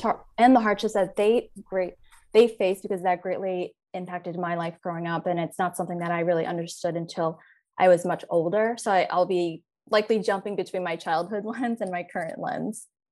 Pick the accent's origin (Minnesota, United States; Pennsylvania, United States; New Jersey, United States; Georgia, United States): Pennsylvania, United States; Philadelphia; I grew up in Philadelphia